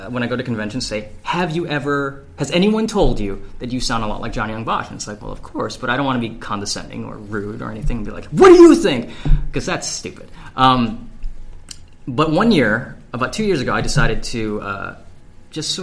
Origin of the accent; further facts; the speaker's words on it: Hawaii, United States; now in Texas, United States; I'm from Hawaii. We can walk there or there are buses to take us. So I never really needed to learn how to drive. And then I moved to Texas